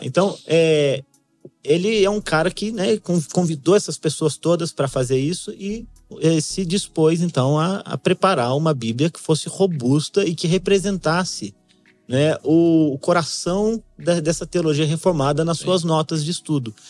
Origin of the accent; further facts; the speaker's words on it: São José dos Campos, São Paulo, Brazil; Eu sou nascido criado em São José dos Campos